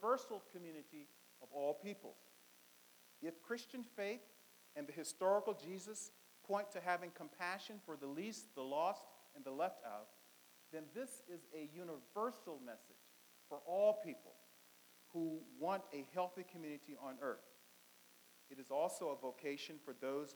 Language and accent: English; Richmond, Virginia, United States; I'm from Virginia, so I was born in segregation. I was born in St. Philip's Colored Hospital on Broad Street, downtown Richmond.